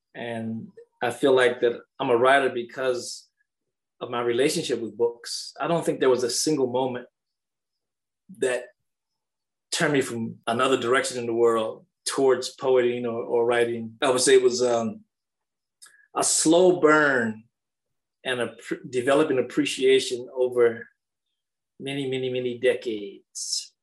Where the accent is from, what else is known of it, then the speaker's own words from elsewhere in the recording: Danville, Kentucky, United States; my hometown of Danville